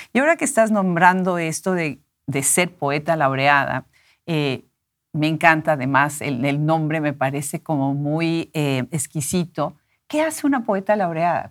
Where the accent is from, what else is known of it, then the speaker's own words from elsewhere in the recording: Mexico; nosotros como mexicanos